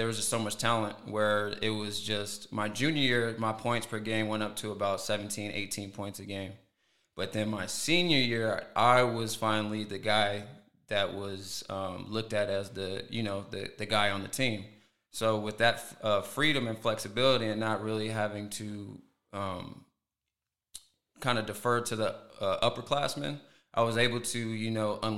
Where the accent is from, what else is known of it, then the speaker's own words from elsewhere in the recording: Oxnard, California, United States; I'm from Oxnard, California. You know, born and raised